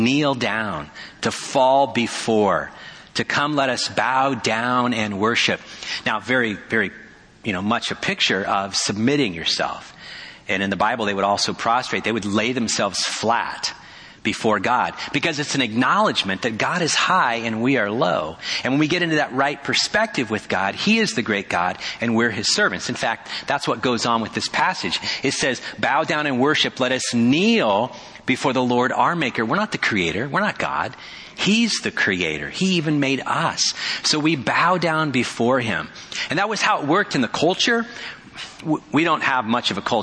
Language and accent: English; Petaluma, California, United States; now in Kona, United States; my hometown of Petaluma